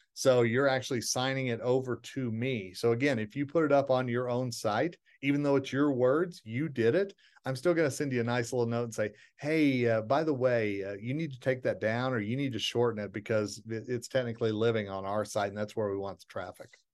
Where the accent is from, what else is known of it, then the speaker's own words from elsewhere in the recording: Tulsa, Oklahoma, United States; my hometown of Tulsa, Oklahoma